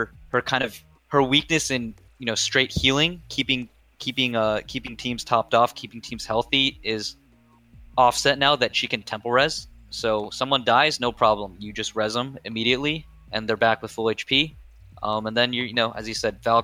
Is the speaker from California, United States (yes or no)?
no; Washington, District of Columbia, United States; DC since that's my hometown